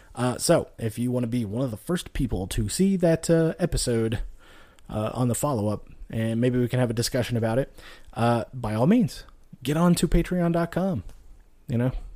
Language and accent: English; Nevada, United States; moved away; also born or lived in Texas / Louisiana; I grew up out west in Nevada, you know, moved to Texas, Louisiana, lived in the South for, you know, quite a long time